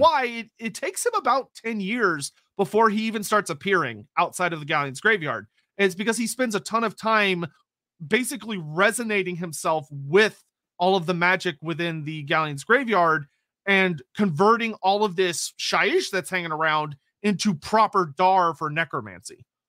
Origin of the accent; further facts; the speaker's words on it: Texas, United States; I'm Texan